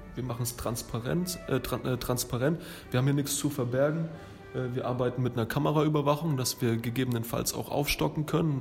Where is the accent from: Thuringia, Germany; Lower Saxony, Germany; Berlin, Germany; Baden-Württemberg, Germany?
Thuringia, Germany; also born or lived in Lower Franconia, Bavaria; now in Würzburg area, Germany; Ich bin ursprünglich in Thüringen geboren, wohne aber jetzt acht Jahre hier in der Gegend und ähm, schon über 13 Jahre in Unterfranken